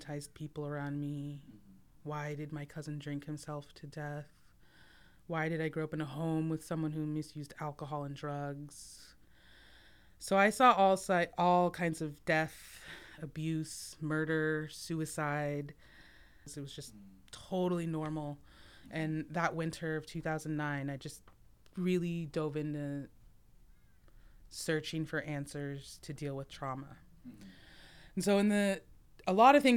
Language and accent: English; Minto, Alaska, United States; also born or lived in Fairbanks, Alaska / Pacific Northwest / Olympia, Washington / Santa Fe, New Mexico; I was born in Fairbanks and raised between there and my home village of Minto, a lower Tanana Athabascan village